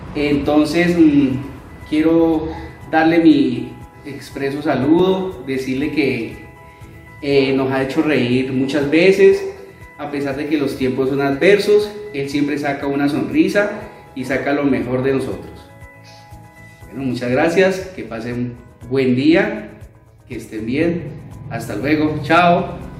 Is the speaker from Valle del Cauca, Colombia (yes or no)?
yes; Florida, Valle del Cauca, Colombia; Somos de Florida Valle